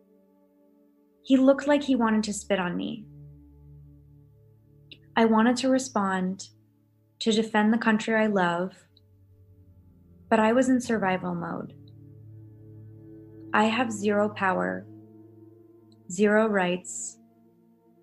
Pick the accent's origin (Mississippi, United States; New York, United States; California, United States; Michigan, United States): California, United States; Los Angeles; I'm from Los Angeles, California